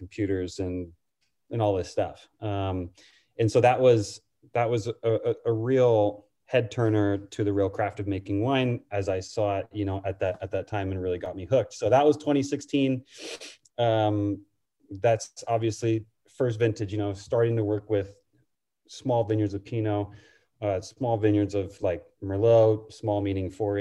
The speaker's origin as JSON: {"language": "English", "town": "Sonoma", "region": "California", "country": "United States", "tie": "born or raised there", "said": "I'm from Sonoma. I grew up on Broadway"}